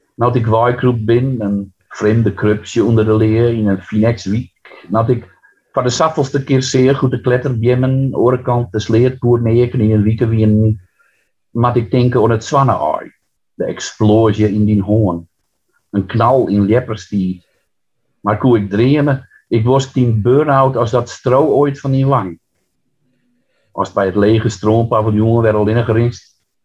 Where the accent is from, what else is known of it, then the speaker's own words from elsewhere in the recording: Friesland, Netherlands; first language West Frisian; Dutch is a second language; ik ben natuurlijk opgegroeid in het Fries. Hè? Mijn, wij, wij, mijn eh, Friestalige familie in een dorp, Fries, volledig Fries dorp nog in de jaren zestig.